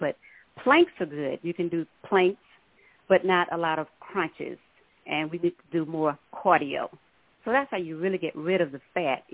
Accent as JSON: {"language": "English", "town": "Minden", "region": "Louisiana", "country": "United States", "moved": "yes", "lives_now": "Dallas, United States", "said": "I'm originally from Minden, Louisiana, and I moved to Dallas in the 80s"}